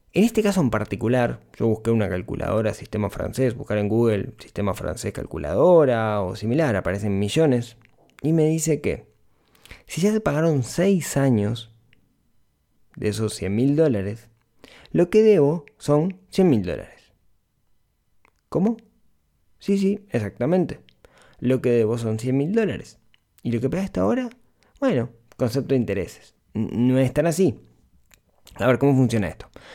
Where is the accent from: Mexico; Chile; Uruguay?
Uruguay; Ciudad de la Costa, Canelones; soy de la ciudad de la costa, soy de Shangri-La toda la vida, viví toda mi vida allá